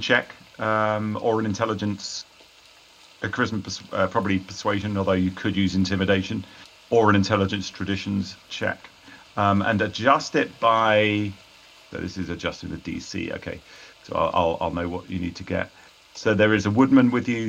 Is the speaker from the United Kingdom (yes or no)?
yes; United Kingdom; being British